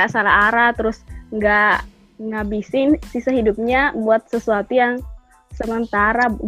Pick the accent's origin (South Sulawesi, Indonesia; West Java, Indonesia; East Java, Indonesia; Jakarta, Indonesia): South Sulawesi, Indonesia; Bone; Asli Bone, Makassar.